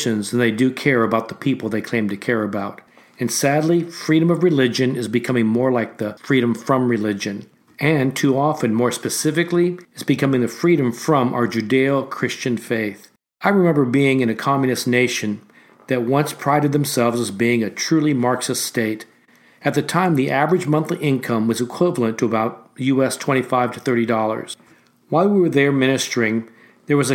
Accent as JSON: {"language": "English", "country": "United States", "said": "an American of Asian descent"}